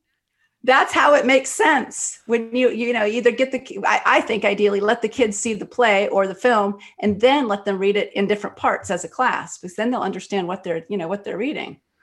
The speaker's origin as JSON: {"language": "English", "region": "Texas Gulf Coast", "country": "United States", "tie": "born or raised there", "said": "I was born in Texas on the Gulf Coast"}